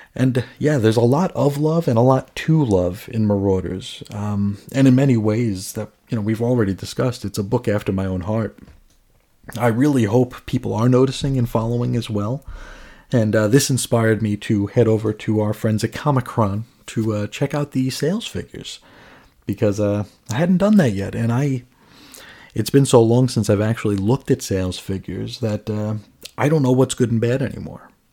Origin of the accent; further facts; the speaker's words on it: New York City, New York, United States; now in Phoenix area, United States; I grew up in New York, New York City